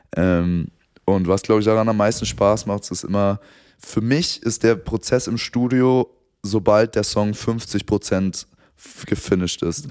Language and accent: German; Frankfurt, Hesse, Germany; ich komme aus Frankfurt